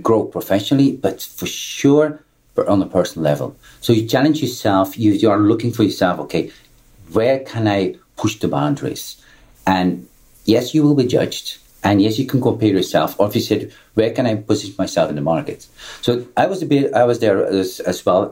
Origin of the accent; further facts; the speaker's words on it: Belgium; I'm coming from Belgium